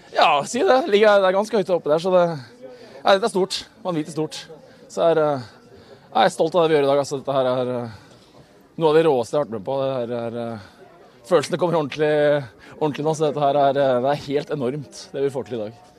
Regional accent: Bærum, Akershus, Norway; moved away; jeg er fra Bærum

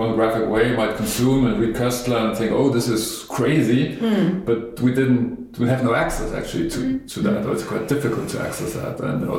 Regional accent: Germany; I come from Germany of the 70s.

